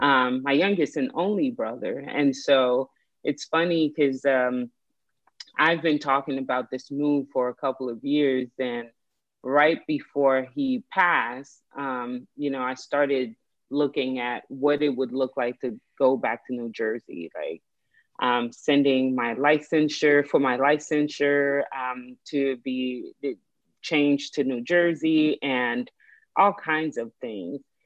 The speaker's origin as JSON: {"language": "English", "country": "Haiti", "tie": "born or raised there", "moved": "yes", "lives_now": "United States", "said": "I was born in Haiti"}